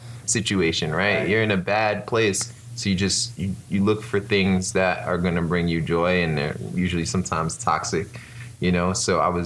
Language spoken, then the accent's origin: English; New York City, New York, United States; accent: New York; moved away as an adult; now in Orlando, United States; I am from Brooklyn, New York. If you can't tell by my accent, sometimes when I say things like coffee, you can hear it